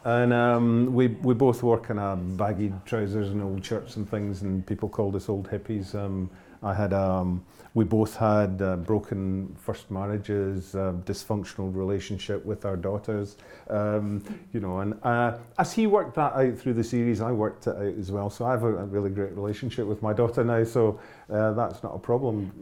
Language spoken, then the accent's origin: English; Glasgow, Scotland, United Kingdom; moved away as an adult; also born or lived in Hebrides; I was born and raised in Glasgow